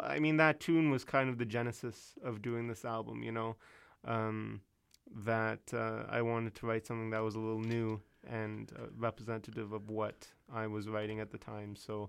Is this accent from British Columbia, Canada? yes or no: yes; West Coast, BC, British Columbia, Canada; my experiences growing up on the West Coast.